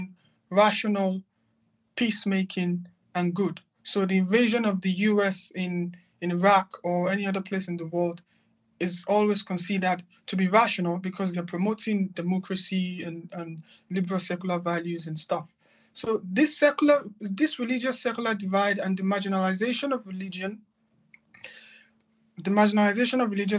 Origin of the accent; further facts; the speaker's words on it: Nigeria; moved away as an adult; also born or lived in Malaysia / Turkey / Qatar; now in London, United Kingdom; I'm a Nigerian